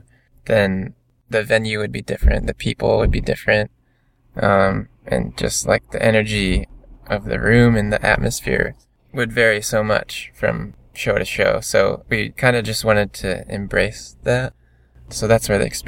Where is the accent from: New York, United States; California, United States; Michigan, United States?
Michigan, United States; We're all from Michigan